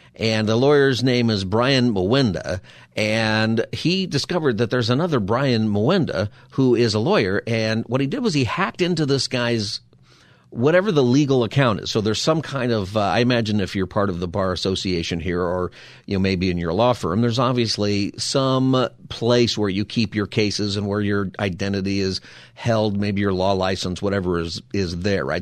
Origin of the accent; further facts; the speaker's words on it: Palmdale, California, United States; also born or lived in San Diego; now in Los Angeles, United States; I grew up in Palmdale